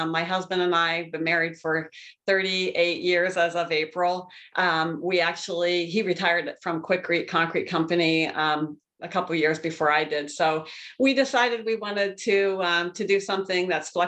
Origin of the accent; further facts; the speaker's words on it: Pennsylvania, United States; moved away as an adult; also born or lived in Columbus, Ohio / Cincinnati, Ohio; now in Michigan, United States; I grew up in Pennsylvania. So I currently live in Michigan, but grew up in Pennsylvania